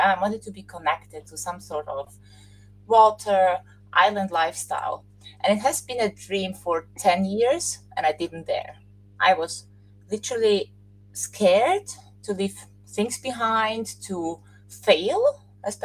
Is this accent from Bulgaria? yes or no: no; Austria; moved away; I'm Austrian. I have a Serbian Slovakian background, so I'm from Europe